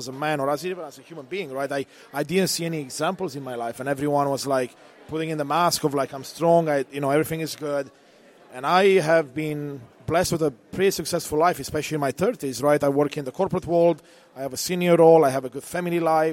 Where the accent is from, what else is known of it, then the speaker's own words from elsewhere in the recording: Romania; now in Canada; I was born in Eastern Europe, Romania, during the communist time